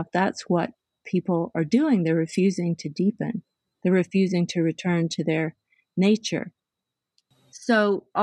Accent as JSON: {"language": "English", "region": "the South", "country": "United States", "said": "I came from the South."}